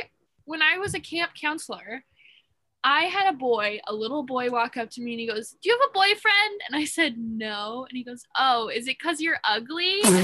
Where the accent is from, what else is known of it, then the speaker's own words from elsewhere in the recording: Midwest, United States; I'm from the Midwest.